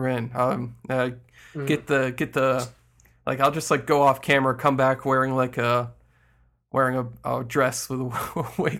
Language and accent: English; New York, United States; "But I'm from New York." "Oh, say with a Brooklyn accent."